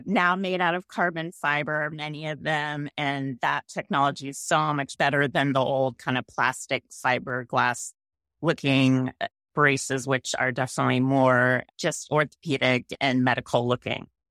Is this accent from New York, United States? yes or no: no; San Mateo, California, United States; also born or lived in San Francisco / Marin County; I grew up in San Mateo